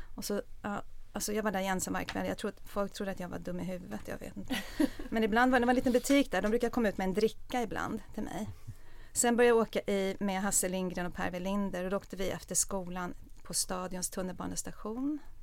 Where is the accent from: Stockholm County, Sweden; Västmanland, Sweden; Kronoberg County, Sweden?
Stockholm County, Sweden; Stockholm; Jag är uppvuxen i Stockholm